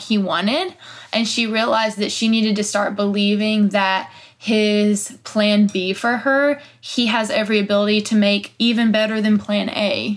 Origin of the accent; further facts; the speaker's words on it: Pickens, South Carolina, United States; moved away as an adult; now in Nashville, United States; I grew up in Pickens